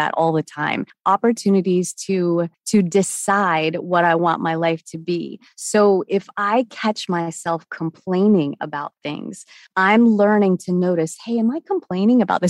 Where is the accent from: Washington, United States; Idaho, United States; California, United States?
Washington, United States; now in Charlotte, United States; I'm in Charlotte, North Carolina. I grew up in Washington State